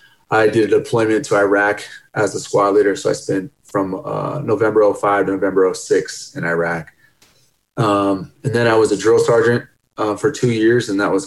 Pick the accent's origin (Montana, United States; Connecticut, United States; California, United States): Montana, United States; Ennis; now in Parker, United States; I'm originally from Ennis, Montana. My mother is Mescalero Apache by blood.